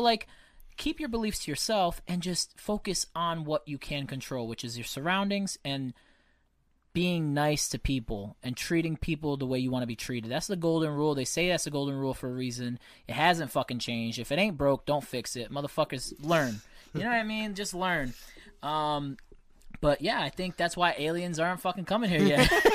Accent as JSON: {"language": "English", "country": "United States", "tie": "born or raised there", "said": "Being an American is great. I take a lot of pride in this country. it's where I was born"}